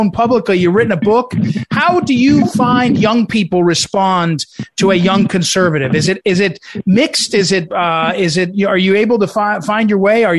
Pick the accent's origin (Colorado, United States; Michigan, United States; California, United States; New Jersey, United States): New Jersey, United States; I grew up in New Jersey